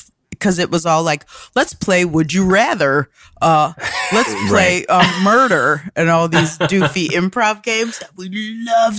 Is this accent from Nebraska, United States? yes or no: yes; Omaha, Nebraska, United States; moved away; also born or lived in Chicago / Amsterdam / Denver / Los Angeles; I grew up in Omaha, Nebraska, and then I moved to Chicago to learn how to improvise.